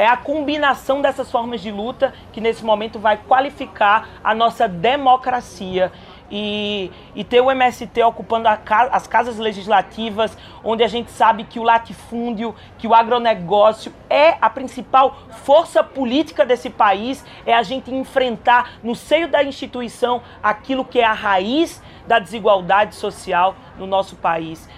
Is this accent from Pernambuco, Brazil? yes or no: yes; Caruaru, Pernambuco, Brazil; Eu sou de Caruaru, sou do interior, vem de lá